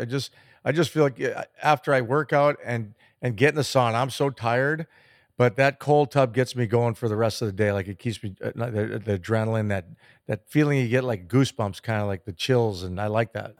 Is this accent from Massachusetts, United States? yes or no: no; Chicago, Illinois, United States; growing up in Chicago